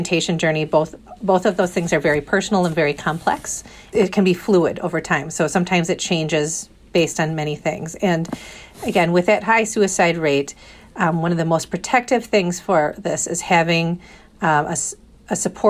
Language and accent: English; Fond du Lac, Wisconsin, United States; now in Madison, United States; in my hometown of Fond du Lac where I grew up